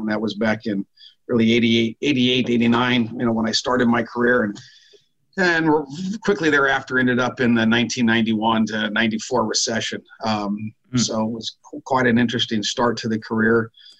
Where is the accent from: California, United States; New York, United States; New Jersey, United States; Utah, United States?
California, United States; Davis; moved away as an adult; I ended up down in Southern California, kind of via accident, not really, but I was a young little kid growing up in Northern California in Davis